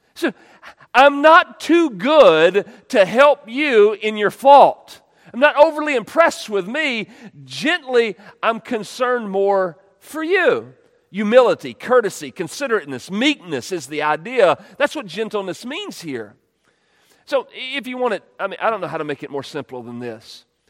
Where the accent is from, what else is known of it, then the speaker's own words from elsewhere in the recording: United States; we're American